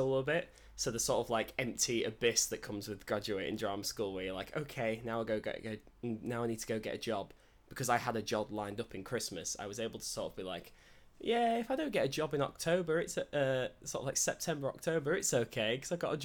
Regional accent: Hull, Yorkshire and the Humber, United Kingdom; moved away; I'm from Hull originally.

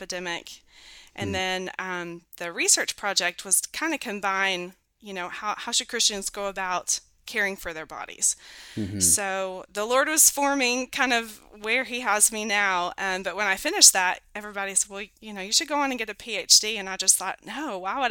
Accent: Knoxville, Tennessee, United States; I'm from Knoxville, Tennessee, and grew up, became a believer early on, grew up Southern Baptist

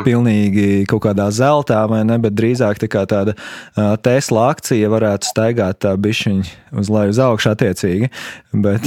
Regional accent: Jūrmala, Latvia; kā jūrmalnieks

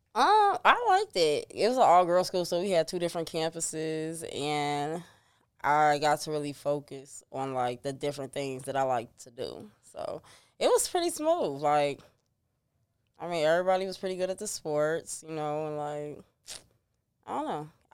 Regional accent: Chicago, Illinois, United States; I was raised on thirty-first and Giles.

